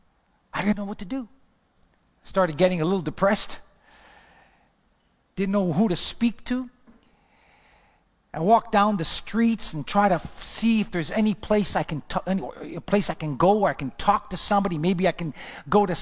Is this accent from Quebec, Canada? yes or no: yes; Montreal, Quebec, Canada; moved away as an adult; also born or lived in Los Angeles; I'm from Montreal